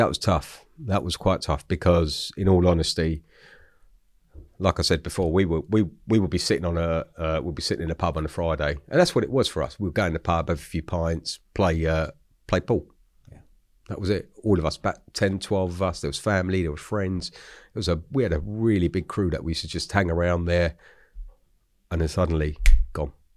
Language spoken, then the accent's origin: English; London, United Kingdom; I grew up in Hackney, so Hackney, East London.